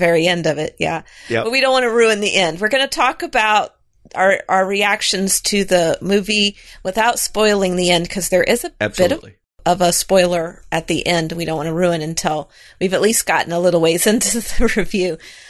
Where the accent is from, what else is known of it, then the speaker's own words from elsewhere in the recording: the South, United States; accent: southern; because I came from the South. I don't live in the South anymore.